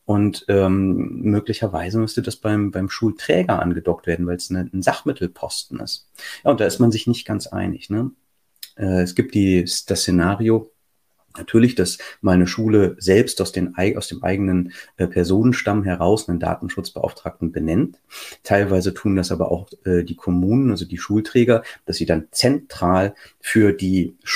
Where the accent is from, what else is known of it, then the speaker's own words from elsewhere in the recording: Lower Saxony, Germany; ich, ich spreche jetzt mal ausnahmsweise hier für Niedersachsen, ne, weil ich als Niedersachse immer diese Beispiele direkt vor der Nase habe.